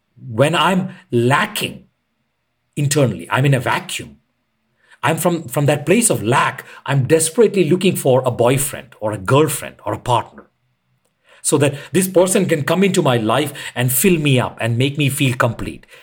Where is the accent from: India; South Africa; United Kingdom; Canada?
India; I'm an Indian